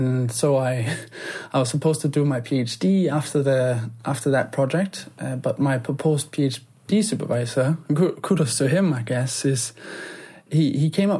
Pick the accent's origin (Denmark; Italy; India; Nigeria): Denmark; now in London, United Kingdom; growing up in Denmark